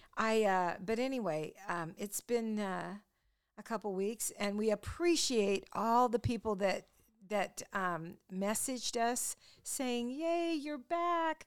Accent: Longview, Washington, United States; growing up in Longview, Washington

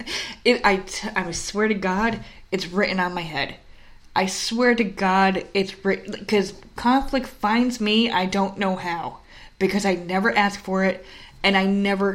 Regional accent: New York, United States; moved away as an adult; also born or lived in New Jersey; we're from New York.

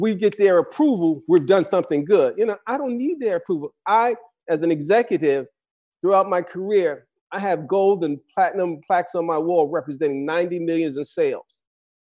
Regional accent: New York, United States; I grew up in New York

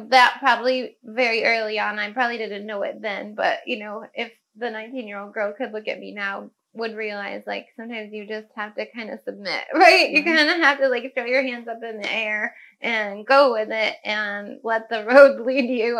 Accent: Cayuga Lake, upstate New York, United States; where I grew up on Cayuga Lake in upstate New York

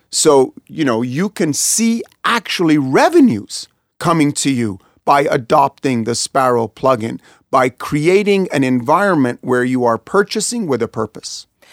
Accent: Kansas City, Missouri, United States; I was born in Kansas City

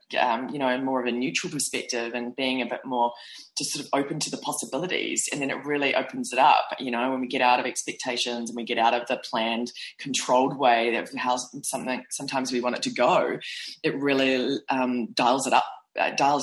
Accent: New Zealand; moved away as an adult; now in New York, United States; I was from New Zealand

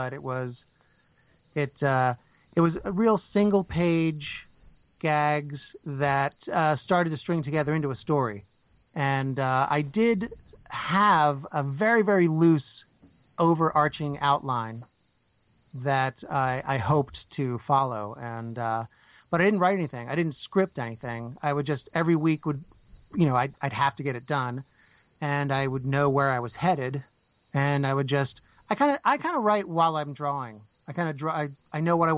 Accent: New Jersey, United States; I grew up in New Jersey

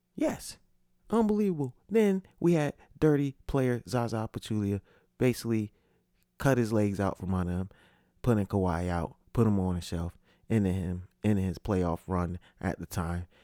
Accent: Connecticut, United States; moved away; also born or lived in Orlando; I'm from Connecticut

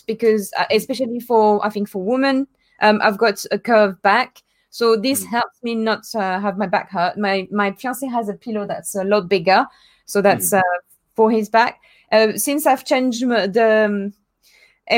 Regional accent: France; moved away; my hometown in France.

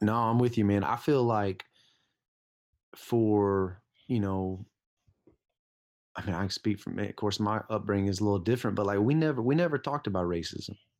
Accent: Lithonia, Georgia, United States; I grew up in Lithonia, Georgia

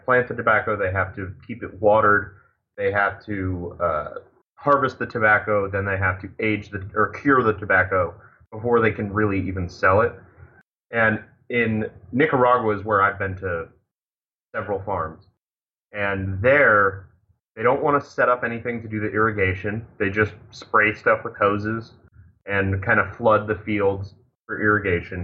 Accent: Connecticut, United States; now in Portland, United States; I grew up in Connecticut.

